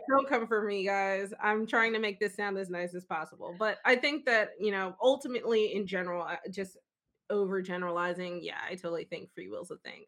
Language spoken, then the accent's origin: English; Philadelphia, Pennsylvania, United States; I'm from Philly